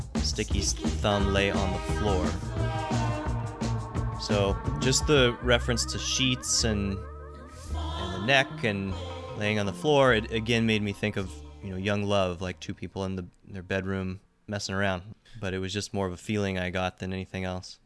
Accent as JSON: {"language": "English", "town": "Seattle", "region": "Washington", "country": "United States", "said": "I'm from Seattle"}